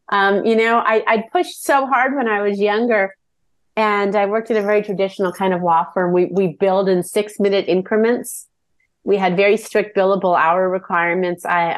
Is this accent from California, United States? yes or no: yes; Northern California, United States; I grew up in Northern California. I was a lawyer at 25, and I married my high school sweetheart, George. We'd known each other since I was 7.